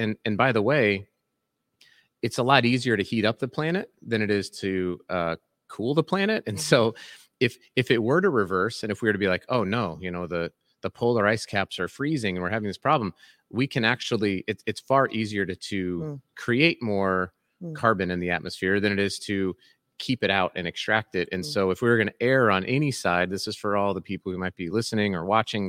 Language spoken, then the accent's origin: English; Colorado, United States; now in Salt Lake City, United States; And I live in Salt Lake City, mm-hmm. and I grew up in Colorado